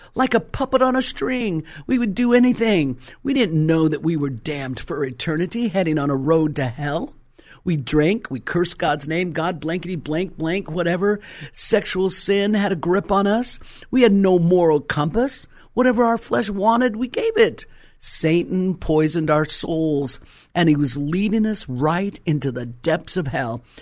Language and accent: English; Colorado, United States; moved away; was originally, uh, born and raised in Colorado